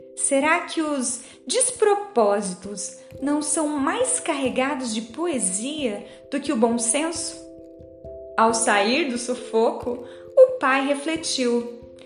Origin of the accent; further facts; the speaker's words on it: Dourados, Mato Grosso do Sul, Brazil; Sou aqui de Dourados, no Mato Grosso do Sul.